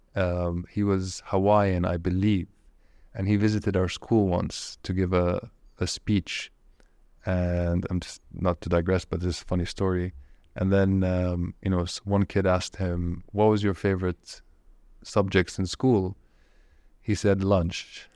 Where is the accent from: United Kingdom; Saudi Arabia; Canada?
Saudi Arabia; moved away; also born or lived in Japan; you and I grew up in Saudi Arabia, it was a different Saudi Arabia